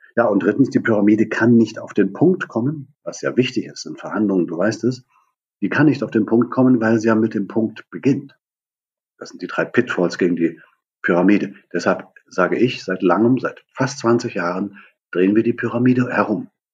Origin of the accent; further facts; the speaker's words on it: Germany; Ich bin in der DDR aufgewachsen, hinter der Mauer